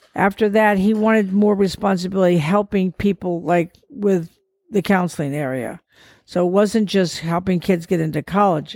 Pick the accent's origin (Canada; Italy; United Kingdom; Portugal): Portugal; moved away; I grew up in Portugal, I go back to see the few relatives that are still alive